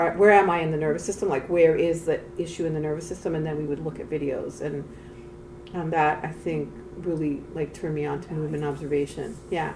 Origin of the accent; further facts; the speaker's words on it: Mexico City, Mexico; moved away as an adult; now in United States; I grew up in Mexico City